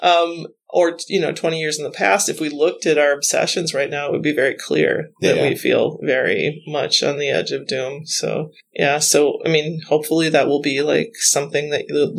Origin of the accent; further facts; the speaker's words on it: North Dakota, United States; moved away; I grew up near the National Grasslands in North Dakota. It's a big part of my childhood memory and my love, my prairie girl love